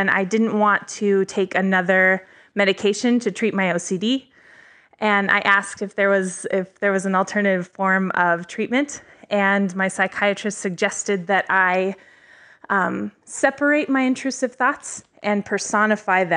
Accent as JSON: {"language": "English", "town": "St. Paul", "region": "Minnesota", "country": "United States", "said": "I am from St. Paul, Minnesota"}